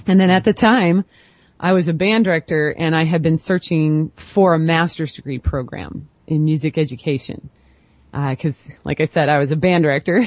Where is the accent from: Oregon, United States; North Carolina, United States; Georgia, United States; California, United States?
Oregon, United States; Portland; I'm from the Portland, Oregon area